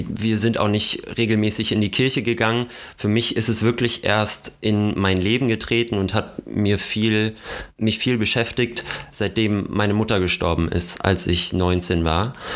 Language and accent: German; North Hesse, Germany; ganz nah an meiner nordhessischen Heimat